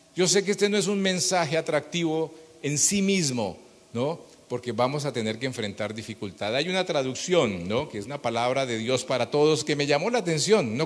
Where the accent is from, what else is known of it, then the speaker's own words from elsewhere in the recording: Bogotá, Colombia; somos colombianos, bogotanos